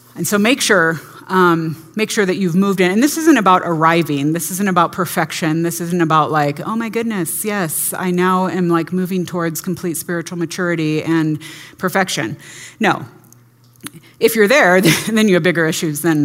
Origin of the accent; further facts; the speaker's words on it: California, United States; I grew up in the California public schools